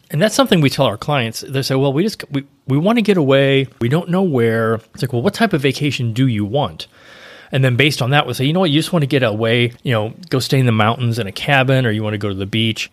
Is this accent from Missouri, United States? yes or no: yes; St. Louis, Missouri, United States; moved away; I grew up in Saint Louis